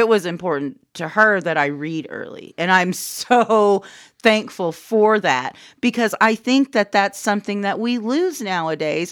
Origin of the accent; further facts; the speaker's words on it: Anadarko, Oklahoma, United States; we're both from Anadarko.